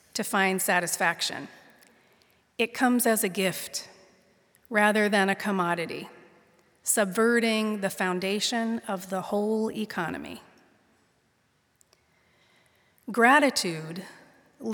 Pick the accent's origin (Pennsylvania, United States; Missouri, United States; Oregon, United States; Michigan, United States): Pennsylvania, United States; Pittsburgh; now in San Mateo, United States; Their house is where I was raised, in the Ingomar neighborhood of the North Hills of Pittsburgh, Pennsylvania